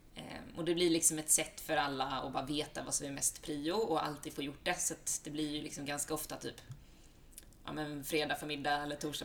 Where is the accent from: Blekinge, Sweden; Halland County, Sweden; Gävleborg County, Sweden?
Halland County, Sweden; Halmstad; moved away as an adult; now in Stockholm, Sweden; jag är från Halmstad från början. Eh, bott i Stockholm drygt tio år.